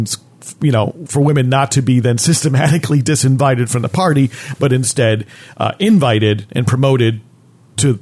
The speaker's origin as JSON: {"language": "English", "region": "New Jersey", "country": "United States", "tie": "born or raised there", "said": "growing up in New Jersey, you learned that history"}